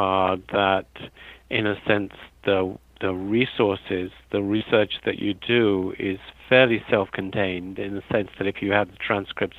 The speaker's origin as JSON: {"language": "English", "region": "London", "country": "United Kingdom", "tie": "born or raised there", "also_born_or_lived": "Pennsylvania, United States", "moved": "as an adult", "said": "I'm a native of Britain, and I was born in London"}